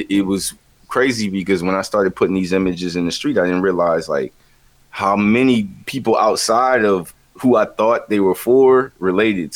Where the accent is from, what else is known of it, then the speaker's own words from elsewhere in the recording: the Carolinas, United States; growing up in the Carolinas